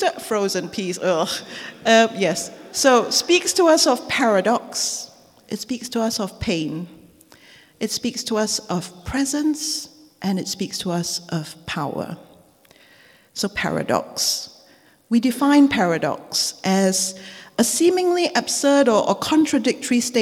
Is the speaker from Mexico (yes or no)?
no; Singapore; now in United Kingdom; as a child growing up in Singapore.